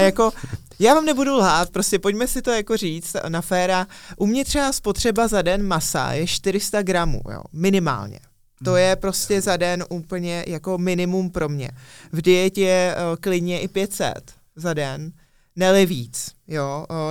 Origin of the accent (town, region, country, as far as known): Czechia